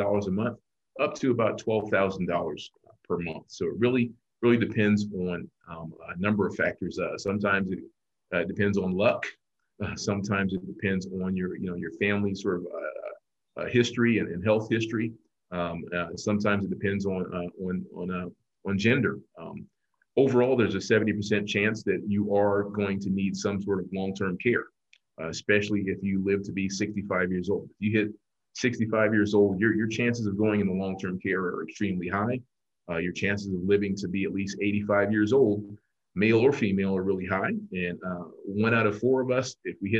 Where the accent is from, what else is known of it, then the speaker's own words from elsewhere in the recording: Columbia, South Carolina, United States; born and raised in Columbia, South Carolina